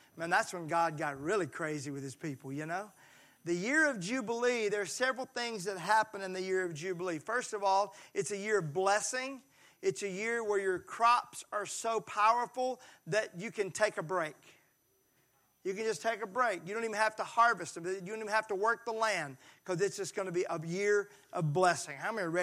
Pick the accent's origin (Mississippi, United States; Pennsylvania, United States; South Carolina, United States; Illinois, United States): Mississippi, United States; I'm from Mississippi and we don't learn a lot of Hebrew there